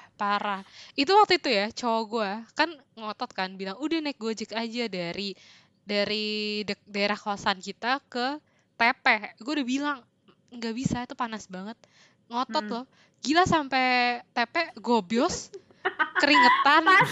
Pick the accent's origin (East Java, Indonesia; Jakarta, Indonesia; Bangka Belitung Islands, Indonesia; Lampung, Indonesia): Jakarta, Indonesia; Greater; gua dari Greater Jakarta area ini